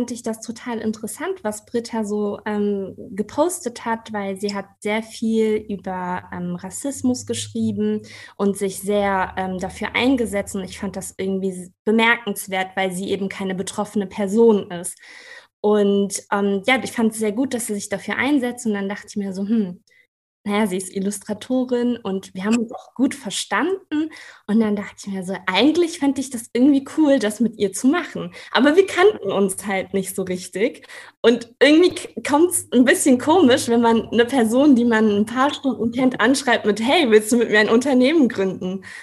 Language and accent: German; Kassel, Hesse, Germany; now in Marburg, Germany; Ähm, ich komme aus Kassel, bin auch in Kassel zur Schule gegangen und bin eben jetzt für die Promotion äh, nach Marburg gezogen.